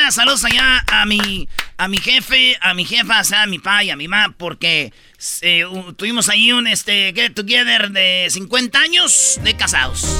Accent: Mexico; Y somos mexicanos, latinos, güey.

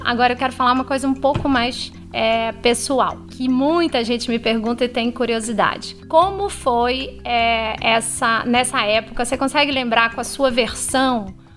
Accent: São Luís, Maranhão, Brazil; moved away as an adult; a gente voltou para minha cidade natal

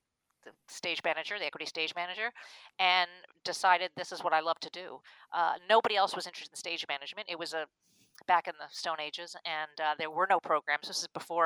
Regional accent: Long Island, New York, United States; moved away as an adult; also born or lived in Chapel Hill, North Carolina; I grew up on Long Island, New York

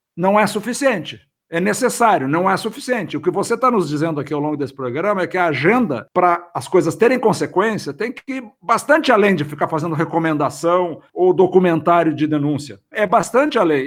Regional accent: Brazil; como brasileiro

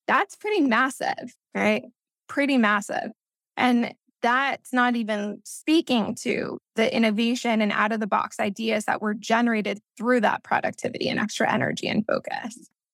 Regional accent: Missouri, United States; first language Spanish; English is a second language; also born or lived in Peru (ancestry); I grew up biculturally here in the U S

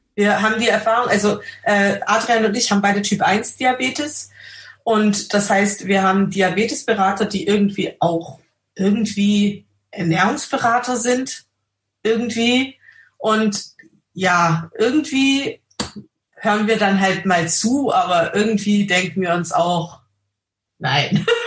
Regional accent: Austria; bei uns in Österreich

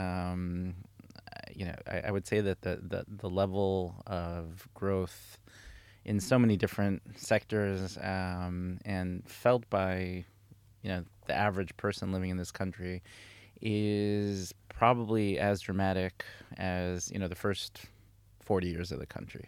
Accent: Karnei Shomron, Judea and Samaria, Israel; moved away as an adult; also born or lived in United States; I grew up in the Chumron, um, in Samaria

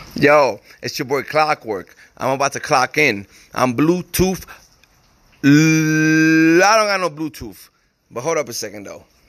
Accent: New Jersey, United States; now in Tucson, United States; I'm from New Jersey.

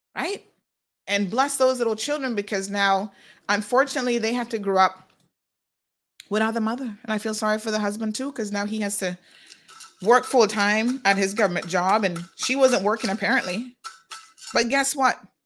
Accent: Saint Mary, Jamaica; moved away as an adult; also born or lived in Kingston, Jamaica; now in Cayman Islands; I'm Jamaican

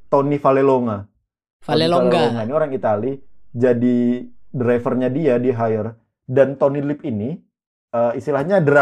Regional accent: South Kalimantan, Indonesia; Gue pernah denger dulu kan kita orang Banjar nih.

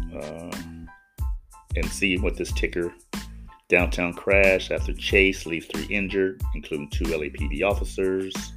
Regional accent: Los Angeles, California, United States; I'm from Los Angeles, 59 years here

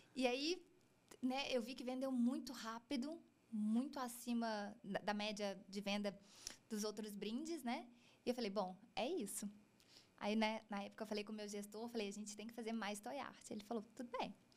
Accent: Juiz de Fora, Minas Gerais, Brazil; Eu sou de Juiz de Fora, Minas Gerais, uma cidade relativamente pequena.

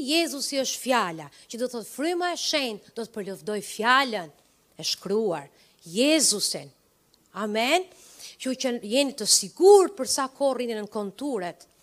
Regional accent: Përmet, Gjirokastër County, Albania; now in Tirana, Albania; Tirana është vendi ku kam lindur. Jam nga Përmeti, jo nga Tirana.

